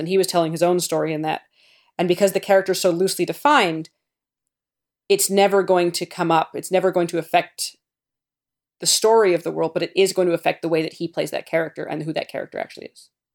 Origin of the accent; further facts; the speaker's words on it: Canada; I'm Canadian